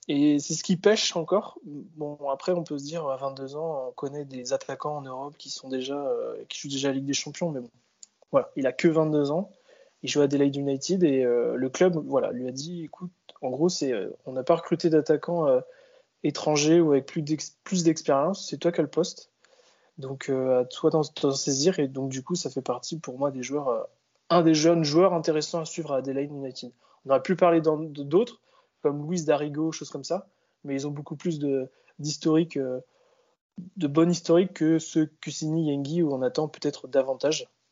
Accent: France; nous, en tant que Français

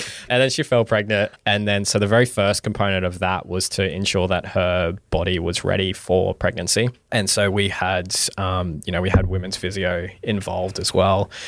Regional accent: Mackay, Queensland, Australia; also born or lived in Townsville; I was born and raised in Mackay, and so went through primary, high school in Mackay

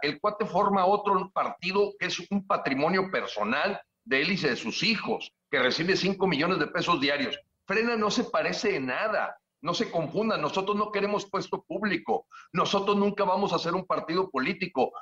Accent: Mexico

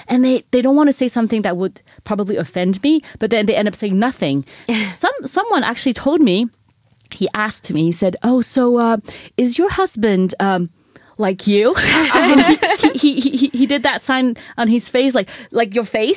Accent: France; even though I grew up in here in France.

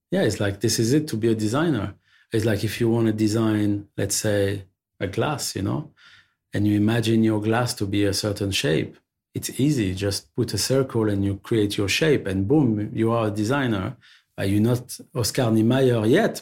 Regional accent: Paris, Île-de-France, France; also born or lived in Belleville, Paris; I'm born and raised in Paris.

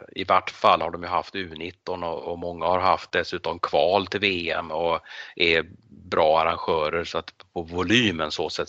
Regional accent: Sweden; Och du och jag som svenskar och som europeer

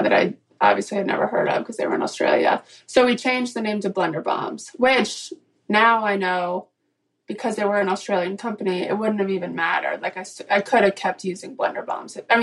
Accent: Atlanta, Georgia, United States; now in Charleston, United States; I am originally from Atlanta, live in Charleston, South Carolina, 29.

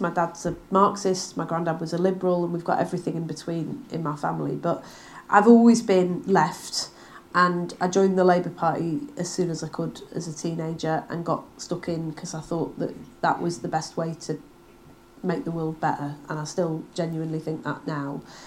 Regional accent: Manchester, North West England, United Kingdom; also born or lived in Bury; now in Wigan, United Kingdom; I grew up in Manchester in the 1980s

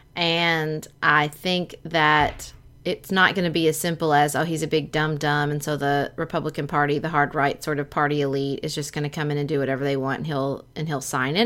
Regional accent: United States; as an American

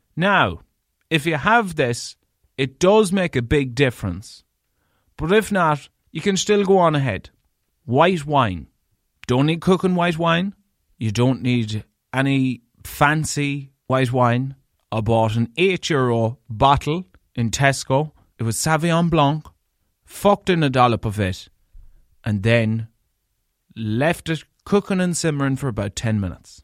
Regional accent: Leitrim, Connacht, Ireland; I'm from Leitrim

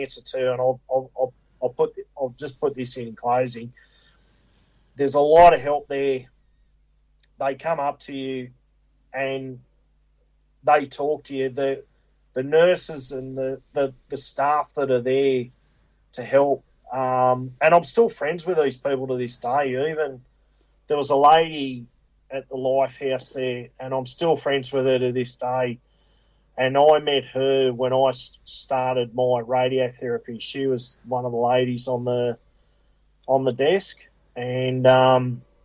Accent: Picnic Point, New South Wales, Australia; I grew up in Pitney Point and, you know, on the Georges River there.

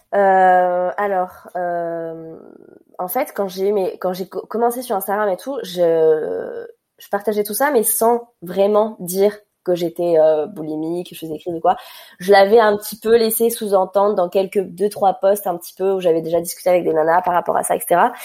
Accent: Ajaccio, Corsica, France; also born or lived in Paris; quand on est rentré à Ajaccio

